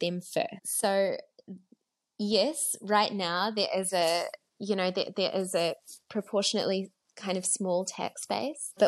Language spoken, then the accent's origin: English; New Zealand; now in South Africa; I'm from New Zealand originally. I'm married to a South African these days.